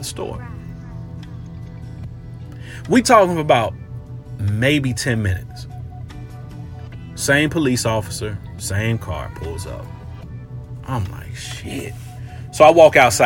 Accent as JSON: {"language": "English", "town": "Cincinnati", "region": "Ohio", "country": "United States", "tie": "born or raised there", "also_born_or_lived": "Florida", "moved": "as an adult", "said": "my old neighborhood where I grew up in the Fay Apartments"}